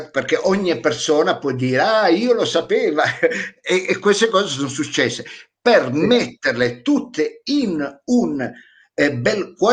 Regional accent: Piedmont, Italy; accent: Vercelli; ecco, che ho l'accento vercellese, ecco, anche, mi sta cambiando l'accento forse di mangiarriso

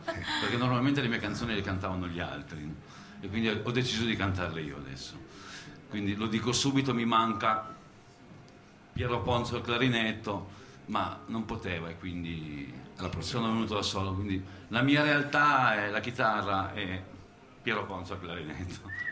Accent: Piedmont, Italy; io sono un piemontese

